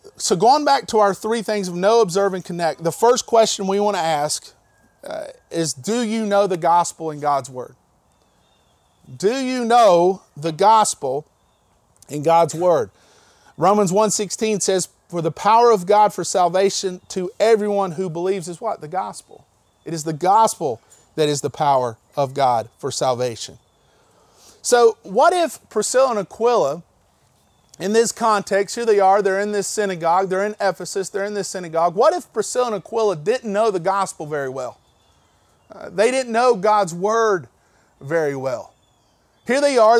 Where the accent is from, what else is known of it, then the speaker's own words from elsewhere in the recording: Candler, North Carolina, United States; I'm this kid from Candler, North Carolina